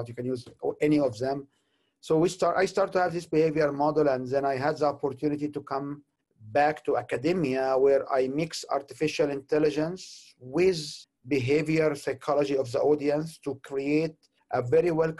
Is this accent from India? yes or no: no; Egypt; moved away as an adult; also born or lived in Canada; I'm originally from Egypt. I have been in Canada for about 23 years